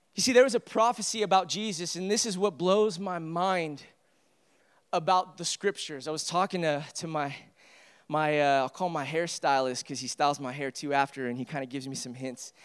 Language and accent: English; United States; I, I am a proud American. I love being an American.